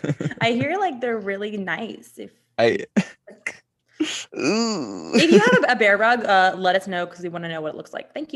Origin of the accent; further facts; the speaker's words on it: United Kingdom; I'm so sorry. I'm British.